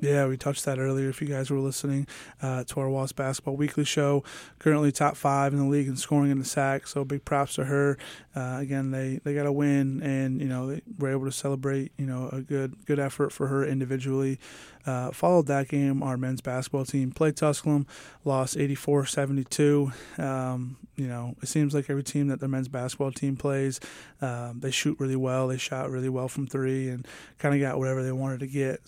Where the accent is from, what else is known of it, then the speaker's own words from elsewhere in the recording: New York, United States; now in Kingsport, United States; I'm from New York and I'm used to snow